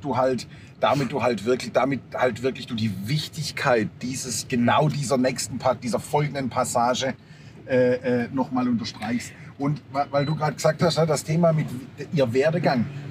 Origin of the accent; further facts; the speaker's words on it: Germany; bei uns in Deutschland